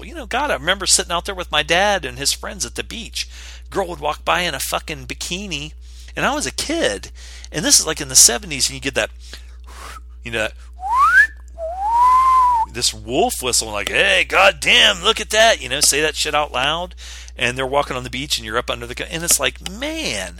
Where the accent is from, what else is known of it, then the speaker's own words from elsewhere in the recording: West Virginia, United States; I grew up in West Virginia